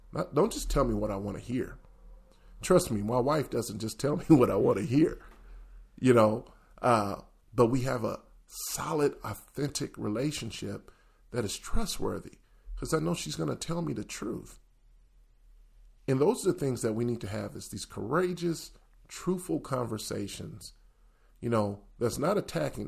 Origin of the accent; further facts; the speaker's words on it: the South, United States; moved away; also born or lived in the North; growing up in the South